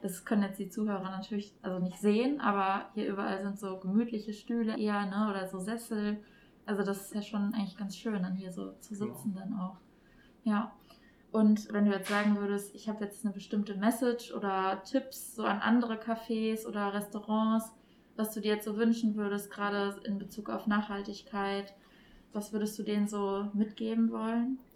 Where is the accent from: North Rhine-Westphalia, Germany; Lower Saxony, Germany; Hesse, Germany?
North Rhine-Westphalia, Germany; Duisburg; hier in meiner Heimatstadt Duisburg.